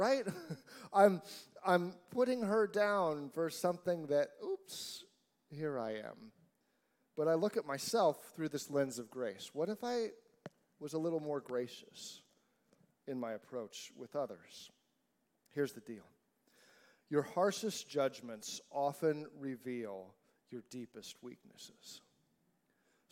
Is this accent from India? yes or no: no; United States; I'm an American.